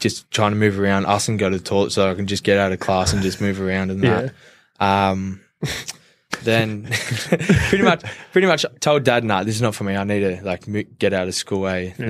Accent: Castle Hill, New South Wales, Australia; Grew up in Castle Hill, proud Indigenous boy, went to Patrician Brothers College

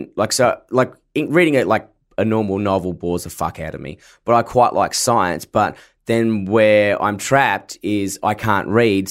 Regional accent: Forestville, Australia; I grew up in Forestville, which is a very shithole area, and a shit school

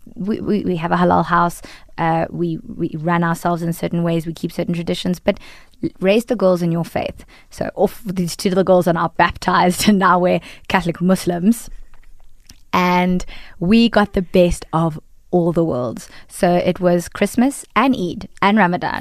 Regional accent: South Africa; As a, a woman of color in South Africa, I am typecast as an Indian

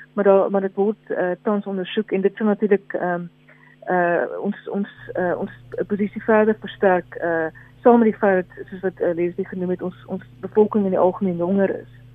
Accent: South Africa; as Suid-Afrikaners

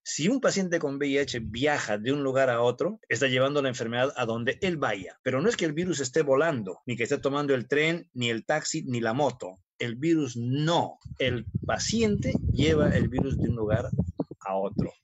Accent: Peru; querrámonos como peruanos

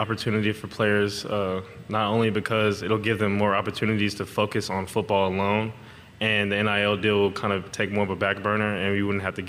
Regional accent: Houston, Texas, United States; I'm from Houston, Texas

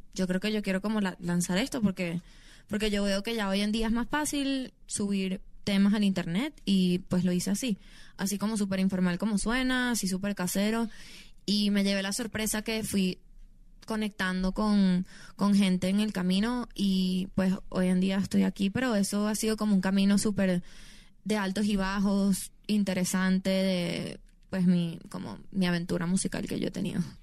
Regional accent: Venezuela; yo soy una humilde venezolana. De, que crecí en, en, Venezuela

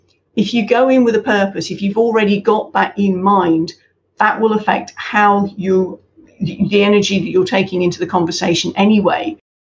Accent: United Kingdom; Now, again, I can say that as a Brit because we were introduced to this, when I was back at university in linguistics

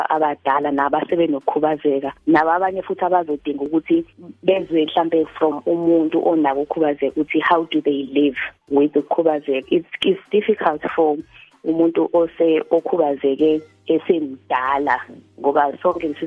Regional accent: Hammarsdale, KwaZulu-Natal, South Africa; also born or lived in Johannesburg, South Africa; um ngina 36 years old eh ngizalelwe khona la eHammersdale

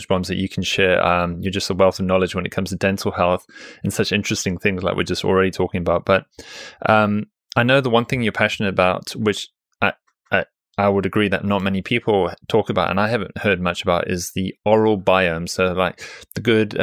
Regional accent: South Africa; moved away; I come from South Africa originally

